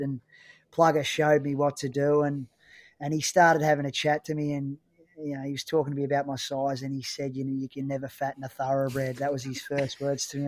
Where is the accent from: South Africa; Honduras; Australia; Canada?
Australia; Chiltern, Victoria; I was playing local footy, um, at my hometown of Chiltern, um, which was up near Aubrey Wodonga